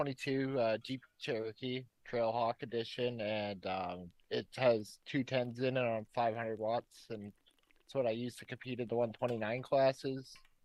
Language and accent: English; Regina, Saskatchewan, Canada; I'm from Regina, Saskatchewan.